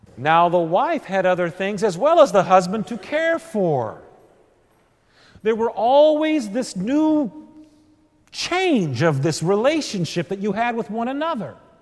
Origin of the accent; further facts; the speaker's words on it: Texas, United States; being a Texan and a Missouri Synod Lutheran in Texas